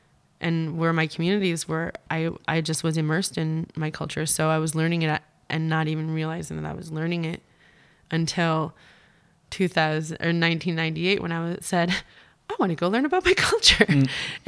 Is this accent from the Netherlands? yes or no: no; Newfoundland and Labrador, Canada; and so I'm from Labrador, which we have a lot more meat from